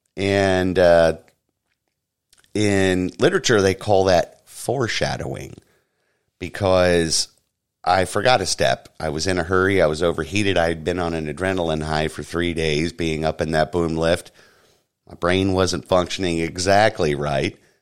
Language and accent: English; Orlando, Florida, United States; I'm born and raised here in Orlando, Florida